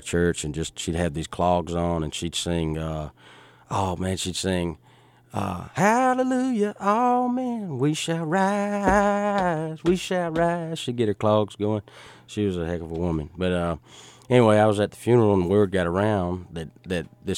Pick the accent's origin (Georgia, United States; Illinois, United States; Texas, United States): Georgia, United States; Richland; Richland, Georgia, where all the Cobbs are from, where I'm from